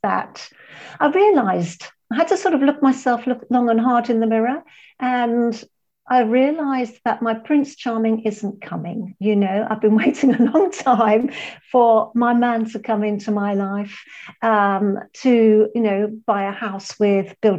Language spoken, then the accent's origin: English; London, United Kingdom; moved away as an adult; now in Malaga, Spain; I'm from London, I was born in London, and that's where my business is based